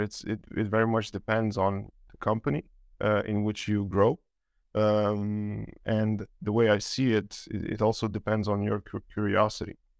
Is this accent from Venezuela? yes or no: no; Romania; now in Denmark; I'm originally from Romania. Um, been living in Denmark, uh, for, yeah, well, since two thousand nine